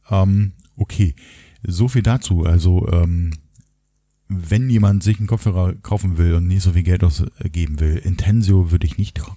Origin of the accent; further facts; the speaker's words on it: Berlin, Germany; und ich komme ja aus dem Osten sozusagen. Ich bin ja in Berlin geboren, in Ostberlin und auch dort aufgewachsen.